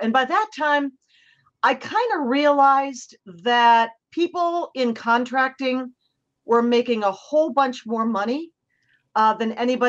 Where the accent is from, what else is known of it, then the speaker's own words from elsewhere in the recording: Cleveland, Ohio, United States; moved away; I grew up in Cleveland, Ohio, where I still have family and high school and college girlfriends.